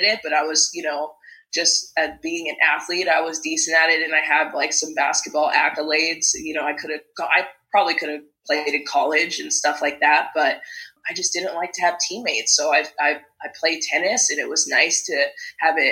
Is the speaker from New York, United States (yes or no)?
no; Las Vegas, Nevada, United States; I was born and raised in Vegas